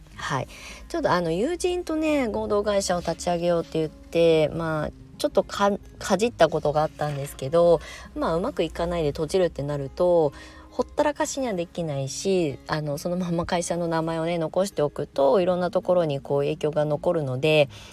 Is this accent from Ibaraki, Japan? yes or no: yes; Kasama, Ibaraki, Japan; moved away; also born or lived in Shonan, Kanagawa; 茨城県笠間市に U ターンしてきて1年なんですけど結構あの戦々恐々としております生まれ育った場所なんですけど